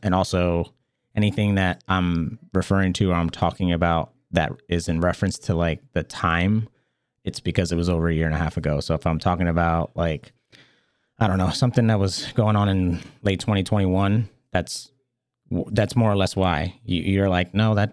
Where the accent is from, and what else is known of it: Maryland, United States; born or raised there